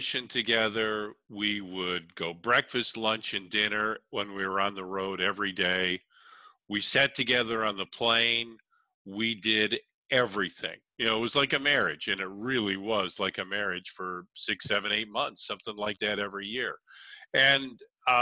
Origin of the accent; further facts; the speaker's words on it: Chicago, Illinois, United States; as a kid, I grew up in Chicago.